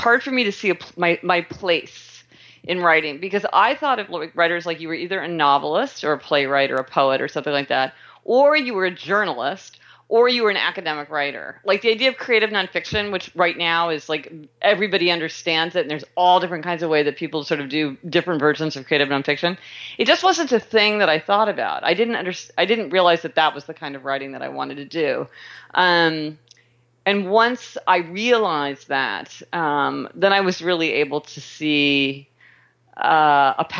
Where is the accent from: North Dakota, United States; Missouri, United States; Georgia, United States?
Missouri, United States; Kansas City; I was born in Kansas City, Missouri